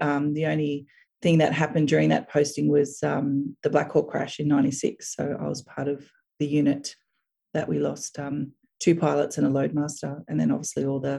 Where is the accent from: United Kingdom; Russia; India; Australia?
Australia; Brisbane, Queensland; also born or lived in Townsville / Melbourne; Born in Brisbane. Grew up in a pretty normal household on the north side of Brisbane. Pretty active lifestyle growing up. Went to primary school and high school there, university in Queensland.